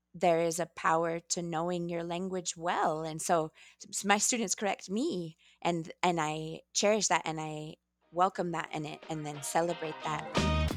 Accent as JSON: {"language": "English", "town": "Astoria", "region": "Oregon", "country": "United States", "tie": "born or raised there", "first_language": "English", "lives_now": "Bend, United States", "said": "I'm from Oregon, I grew up in Astoria"}